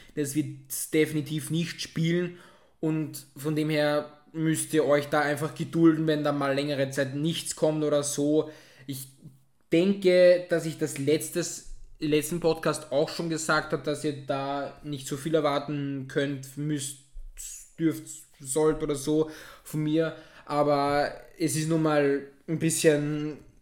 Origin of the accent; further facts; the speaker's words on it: Austria; mir als Österreicher